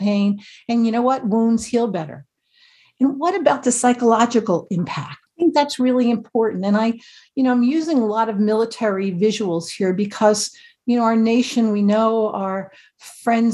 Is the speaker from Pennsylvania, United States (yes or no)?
no; New Jersey, United States